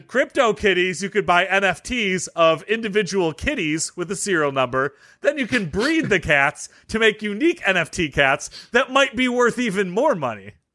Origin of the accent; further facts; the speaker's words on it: Detroit, Michigan, United States; I'm from Detroit